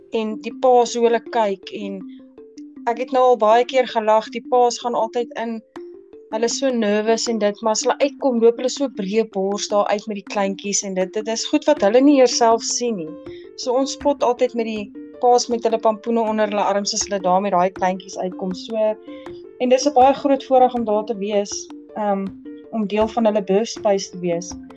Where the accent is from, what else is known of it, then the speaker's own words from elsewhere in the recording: Potchefstroom, North West, South Africa; moved away as an adult; now in Welkom, South Africa; Ek is aanvanklik eintlik van Potchefstroom, maar ek bly nou al so 'n paar jaar hierso.